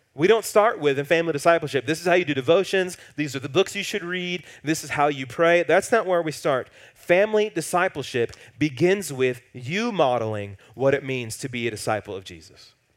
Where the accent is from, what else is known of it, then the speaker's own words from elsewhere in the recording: the Bible Belt, United States; growing up in the Bible Belt